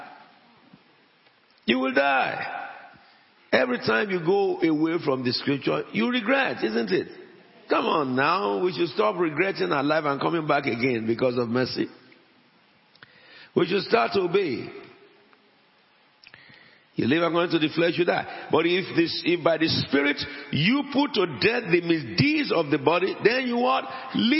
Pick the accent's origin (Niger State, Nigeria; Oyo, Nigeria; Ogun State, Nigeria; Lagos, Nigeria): Ogun State, Nigeria; Abeokuta; moved away; also born or lived in Wales; I am an Egba man. I came from Abeokuta before I'm a Welshman.